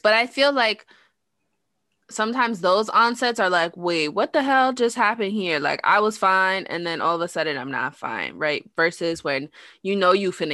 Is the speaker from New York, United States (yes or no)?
yes; New York City, New York, United States; I'm from New York. I'm from the Bronx.